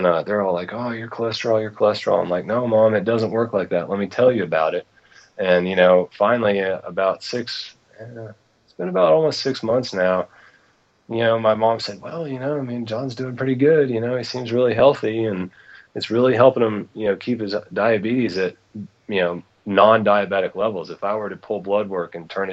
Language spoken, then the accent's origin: English; East Tennessee, United States; I grew up in East Tennessee, actually, so I'm kind of a Southern boy myself